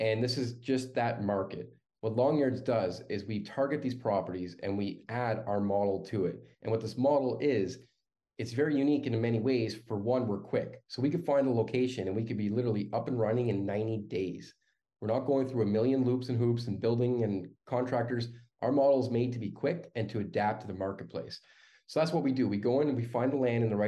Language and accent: English; Canada; as a Canadian